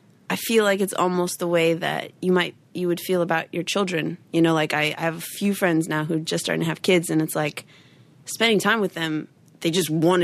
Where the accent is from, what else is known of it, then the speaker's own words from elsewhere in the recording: Wilmette, Illinois, United States; moved away; also born or lived in Evanston, Illinois; my hometown is Wilmette